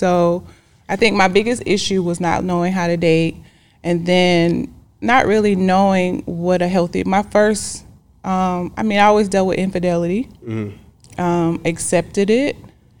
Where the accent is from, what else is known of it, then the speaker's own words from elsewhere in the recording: Decatur, Georgia, United States; I mean, it's popping. No, I'm just kidding. It's greater in Decatur.